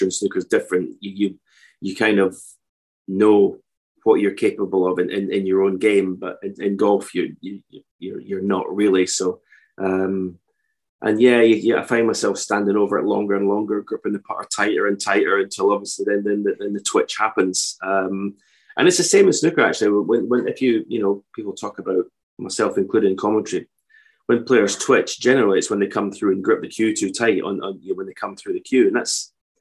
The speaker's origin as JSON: {"language": "English", "town": "Edinburgh", "region": "Scotland", "country": "United Kingdom", "tie": "born or raised there", "also_born_or_lived": "Fife / Auchterarder", "said": "I was born in Edinburgh, moved to Fife as a teenager"}